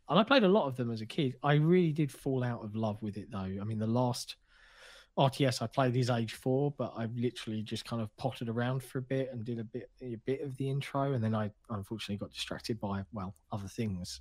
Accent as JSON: {"language": "English", "country": "United Kingdom", "said": "as a Brit"}